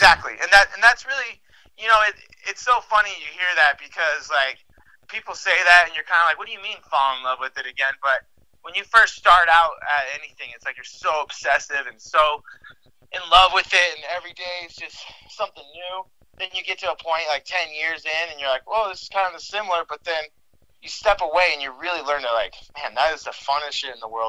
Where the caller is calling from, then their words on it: Salt Lake City, Utah, United States; Salt Lake City right now. It's where I live. It's where I work and train and everything. Actually, downtown Salt Lake area.